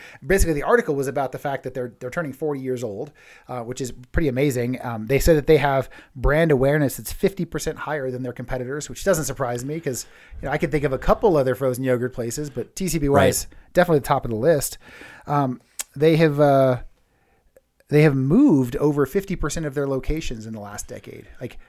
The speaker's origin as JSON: {"language": "English", "region": "California", "country": "United States", "tie": "born or raised there", "moved": "yes", "said": "I grew up in California, and we had a TCBY in my hometown too."}